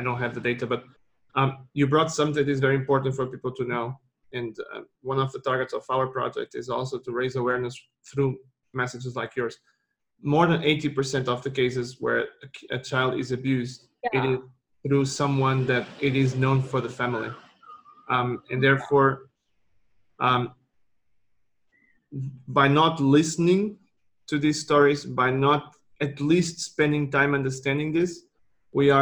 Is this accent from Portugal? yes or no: yes; Portugal; I'm from Portugal